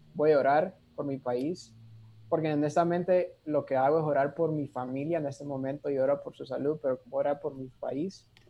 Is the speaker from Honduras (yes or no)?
yes; Honduras; now in Costa Rica; Por algo nací en Honduras, ¿verdad? Por algo mi familia está en Honduras